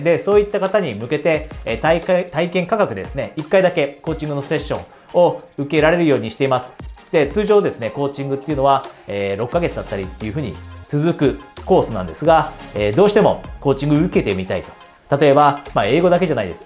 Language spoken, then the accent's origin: Japanese; Japan; ピュアに100%私は日本人です。で、日本で大学まで出ました